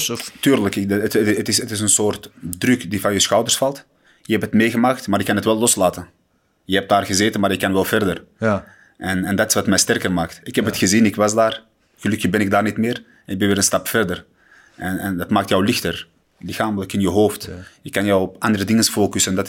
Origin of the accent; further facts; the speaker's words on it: Morocco; ik ben, ik ben een Marokkaan natuurlijk en, en ik hou ervan wanneer Marokkanen vechten en winnen.